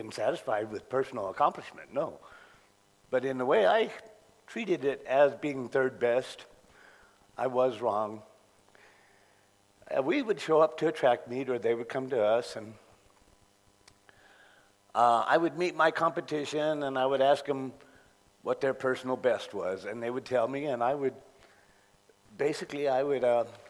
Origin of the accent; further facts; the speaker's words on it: Contra Costa County, California, United States; moved away; I grew up in Contra Costa, California, Contra Costa County in California